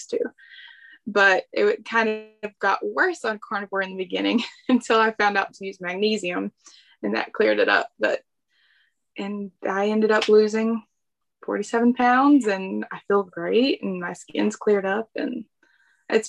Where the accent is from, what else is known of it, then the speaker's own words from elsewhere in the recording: the South, United States; I ate a lot of fried foods, a ton of fried foods, because I'm from the South.